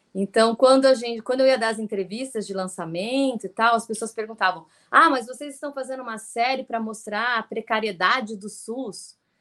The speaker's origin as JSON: {"language": "Portuguese", "country": "Brazil", "said": "a gente é brasileira"}